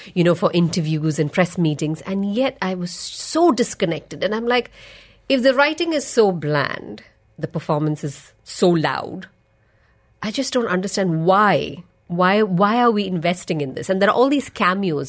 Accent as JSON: {"language": "English", "area": "Malayali", "region": "Kerala", "country": "India", "said": "I'm a Malayali"}